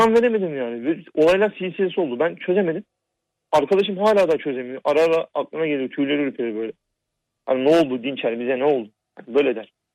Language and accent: Turkish; Black Sea Region, Turkey; also born or lived in Ordu / Istanbul; biz Karadenizliyiz